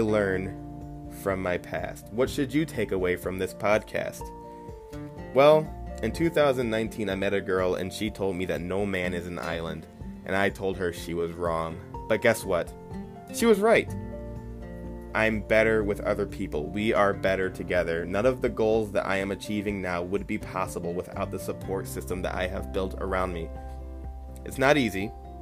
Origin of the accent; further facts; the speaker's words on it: Toledo, Ohio, United States; I was born and raised in Toledo, Ohio, and I still reside near there